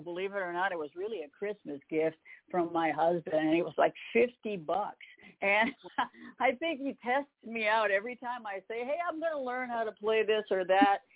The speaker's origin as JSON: {"language": "English", "town": "Campbellton", "region": "New Brunswick", "country": "Canada", "tie": "born or raised there", "moved": "as an adult", "lives_now": "Nashville, United States", "said": "in Campbellton, New Brunswick, in Canada"}